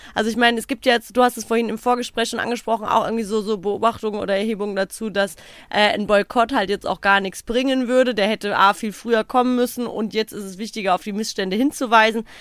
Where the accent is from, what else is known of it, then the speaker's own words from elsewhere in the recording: Odenwald, Hesse, Germany; wie man bei uns im Odenwald sagt